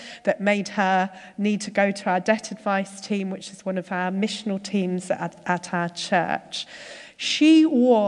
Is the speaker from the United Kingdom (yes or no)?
yes; Surbiton, London, United Kingdom; moved away as an adult; also born or lived in Derby; I've lived a fairly sheltered life growing up in Surbiton